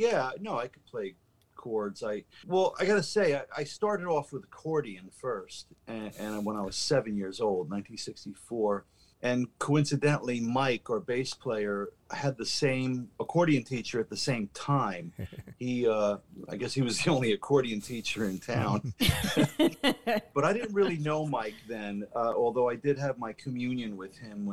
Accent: Austria; born there; my parents are Hungarian. They're immigrants from Hungary. And as a matter of fact, I was born in Austria

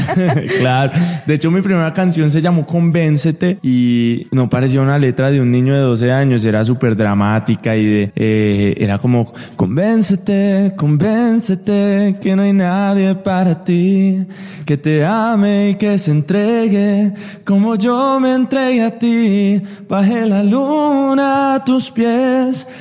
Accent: Miami, Florida, United States; also born or lived in Colombia; yo crecí en Miami toda mi vida

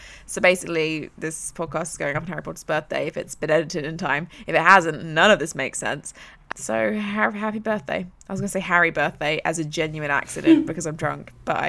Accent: South East England, United Kingdom; accent: slightly American accent; also born or lived in Southampton / London; I have a very weird accent. I am from England. I'm from Surrey. I've only ever lived in Surrey, then Southampton, and then London. So all in the south of England.

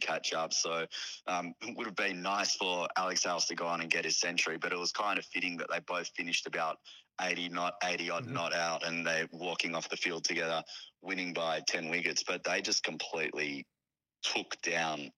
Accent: Australia; As an Australian

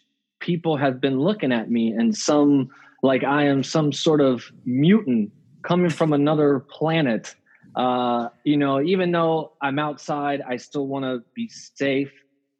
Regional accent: Tampa, Florida, United States; moved away as an adult; now in Los Angeles, United States; I was born and raised in Tampa. I'm a lifelong Tampanian.

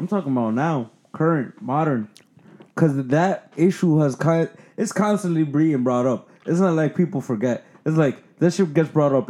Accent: United States; I'm American born. And I tell you right now, there's mad times. I'm like the least Dominican. And there's mad time where I'm mad Dominican. Like mad Dominican.

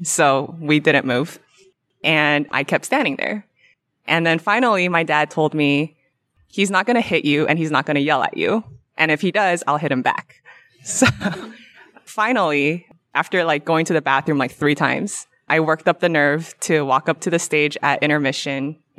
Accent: California, United States; I'm from Orange County, California.

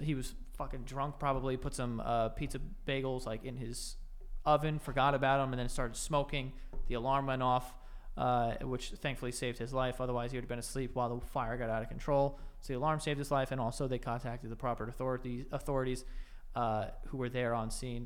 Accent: United States; we're American

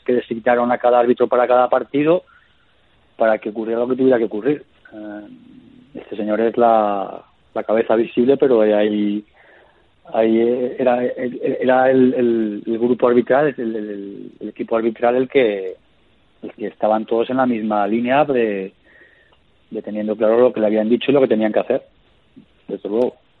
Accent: Castellón de la Plana, Valencian Community, Spain; yo, de joven, de pequeño, nos, nos fuimos a vivir a Castellón y ahí es donde yo empiezo a jugar a fútbol, en la, en la zona, en la provincia de Castellón

